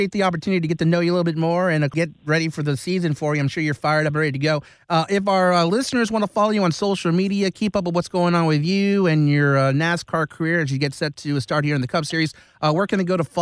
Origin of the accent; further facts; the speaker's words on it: Long Beach, California, United States; I love the Dodgers. I mean, I grew up in Long Beach